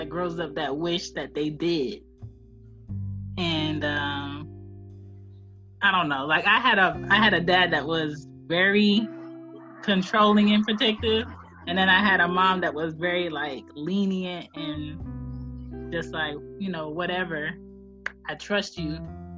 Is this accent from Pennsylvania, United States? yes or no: yes; Philadelphia, Pennsylvania, United States; growing up in Philly, you walk blocks to school